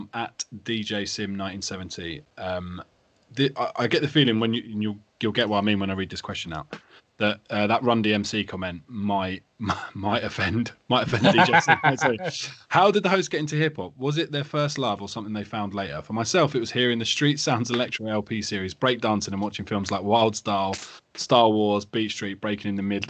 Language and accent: English; England, United Kingdom; I grew up sort of outside of London.